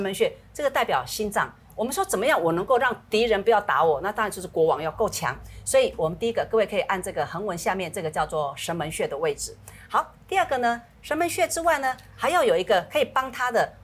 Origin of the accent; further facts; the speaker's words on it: Taiwan; 我们台湾话讲叫龙骨、龙骨哦